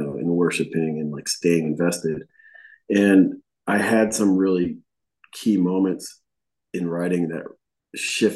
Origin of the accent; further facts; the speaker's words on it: Buffalo, New York, United States; moved away as an adult; now in Nashville, United States; we grew up in Buffalo